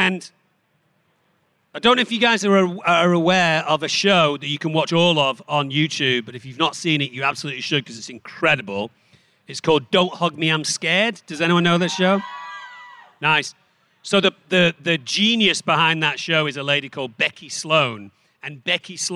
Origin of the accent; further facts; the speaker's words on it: Germany; now in United States; I grew up in Germany